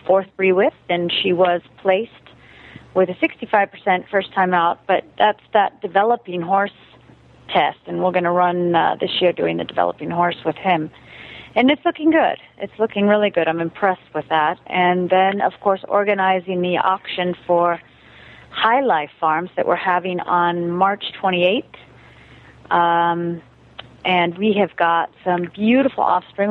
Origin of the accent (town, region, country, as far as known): United States; moved away as an adult; also born or lived in Germany